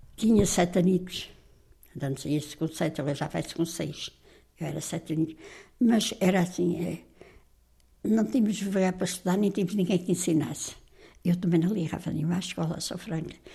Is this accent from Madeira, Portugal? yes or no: no; Azambuja, Lisbon, Portugal; fui nascida, criada e batizada aqui na, em Zambuja